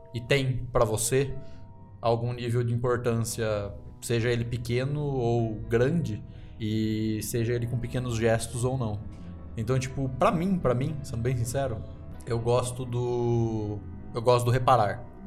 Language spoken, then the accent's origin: Portuguese; interior of São Paulo, Brazil; now in Curitiba, Brazil; eu não sou daqui de Curitiba, eu sou do interior de São Paulo